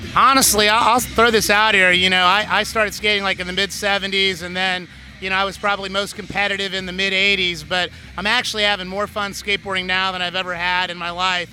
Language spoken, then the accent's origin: English; Indianapolis, Indiana, United States; moved away as an adult; also born or lived in California; now in Washington, D.C., United States; I'm originally from the Midwest. I grew up in Indianapolis, Indiana